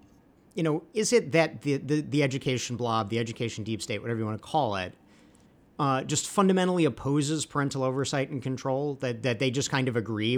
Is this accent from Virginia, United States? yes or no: yes; Virginia, United States; I grew up in Virginia.